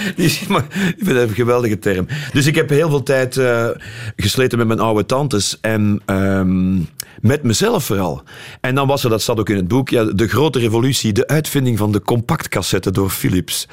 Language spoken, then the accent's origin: Dutch; Leopoldsburg, Flanders, Belgium; moved away as an adult; also born or lived in Brussels / London; wij komen allebei uit Leopoldsburg